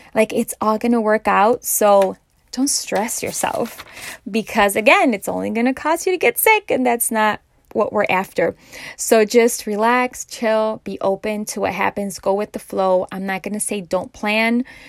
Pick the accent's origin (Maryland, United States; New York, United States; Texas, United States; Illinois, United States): Illinois, United States; Chicago; I'm from Chicago